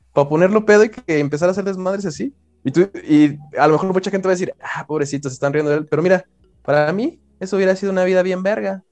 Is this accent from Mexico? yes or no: yes; Mexico; yo siento que tengo que ser mexicano y como buen mexicano